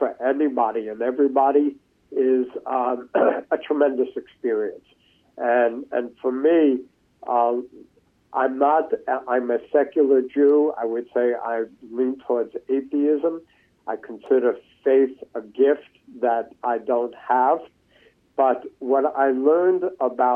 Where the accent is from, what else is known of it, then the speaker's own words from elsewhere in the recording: New York City, New York, United States; growing up in New York City, from the 1950s to the present